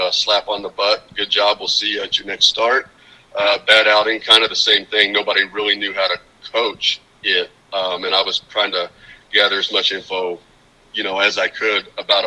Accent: Carthage, Missouri, United States; I grew up in Carthage, Missouri, which is actually about 15 minutes from Joplin, Southwest Missouri.

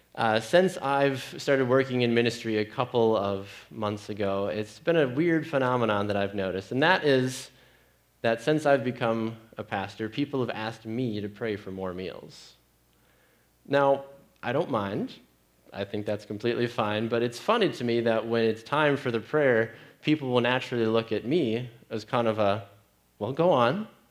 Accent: Green Bay, Wisconsin, United States; Growing up in Green Bay, Wisconsin, as a 10 year old boy

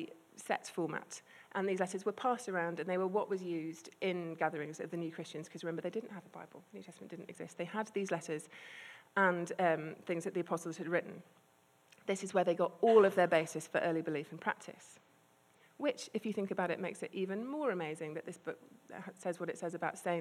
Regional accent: United Kingdom; I'm British and quite repressed

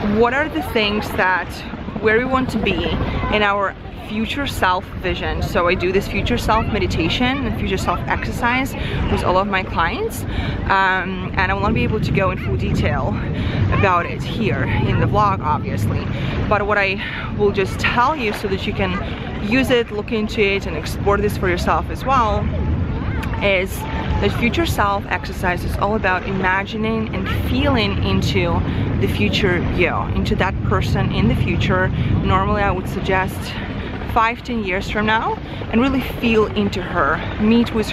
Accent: Ukraine; English is a second language; moved away; a girl who was born in Eastern Europe. I come from Ukraine. I was just an immigrant girl who didn't speak the language.

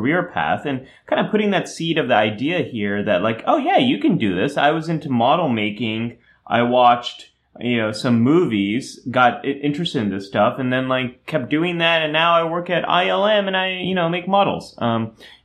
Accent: Silicon Valley, California, United States; I was growing up in Silicon Valley and everyone was an engineer

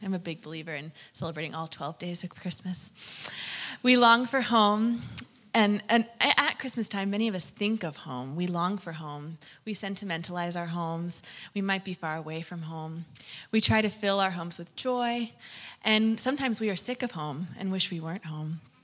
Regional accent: Florida, United States; moved away; to get to Florida to be with my family in my hometown

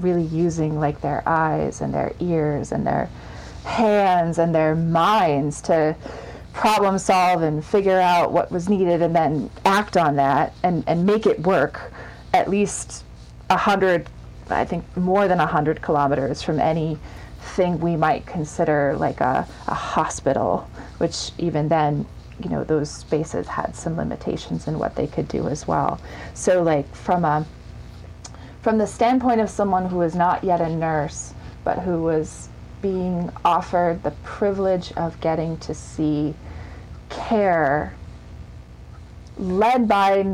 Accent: United States; as an American, as a white person

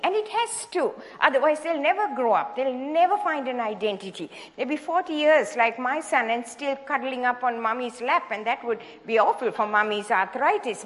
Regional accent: Sri Lanka; moved away as an adult; also born or lived in Hawaii; I was born in Sri Lanka, in the tea plantations of Sri Lanka, and went to medical school there

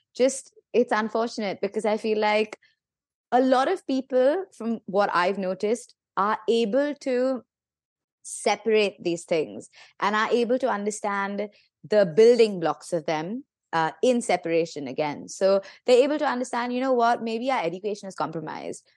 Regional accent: India; I'm, I'm from India

